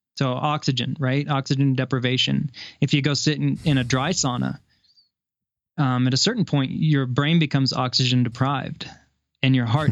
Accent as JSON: {"language": "English", "region": "Kansas", "country": "United States", "tie": "born or raised there", "also_born_or_lived": "Seattle / Louisville, Colorado", "moved": "yes", "lives_now": "Colorado, United States", "said": "growing up in the Midwest in a small Kansas town"}